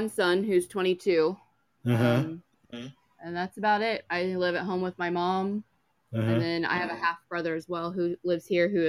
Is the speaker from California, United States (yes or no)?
no; Indiana, United States; I've been in Indiana my whole life.